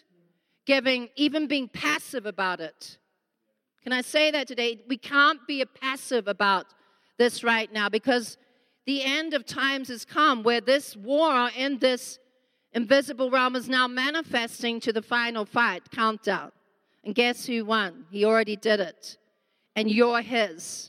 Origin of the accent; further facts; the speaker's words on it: Australia; now in South Africa; I'm actually an Aussie living here, but married to this lamb